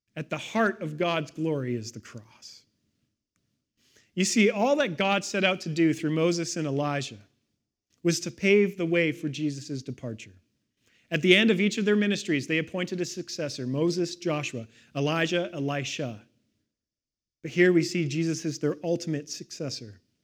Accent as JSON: {"language": "English", "town": "Victoria", "region": "British Columbia", "country": "Canada", "tie": "born or raised there", "said": "I grew up in Victoria, right on the edge of Mount Douglas."}